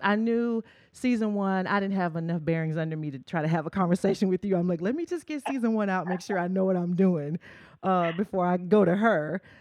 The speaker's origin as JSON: {"language": "English", "town": "Murfreesboro", "region": "Tennessee", "country": "United States", "tie": "born or raised there", "said": "my hometown uh, in Murfreesboro, Tennessee"}